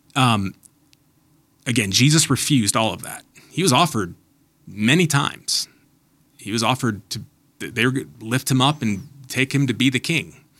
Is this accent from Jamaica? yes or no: no; United States; American Christians